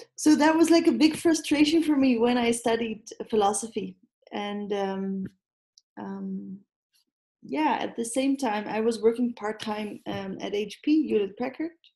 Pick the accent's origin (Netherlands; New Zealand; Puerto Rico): Netherlands; I am Dutch